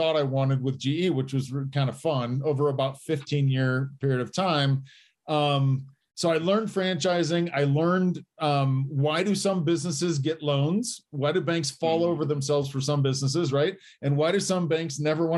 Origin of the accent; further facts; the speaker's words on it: Indiana, United States; moved away as an adult; also born or lived in Detroit; now in Colorado, United States; I grew up in Indiana, went to Indiana University